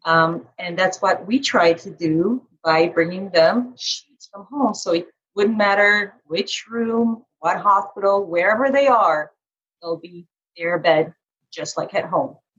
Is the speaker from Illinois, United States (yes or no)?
no; Carmel, Indiana, United States; my hometown it's called carmel indiana